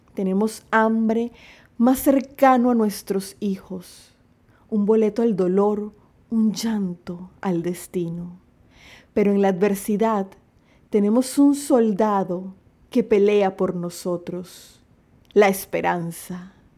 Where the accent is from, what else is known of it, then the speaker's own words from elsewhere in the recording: David, Chiriquí, Panama; en mi país, Panamá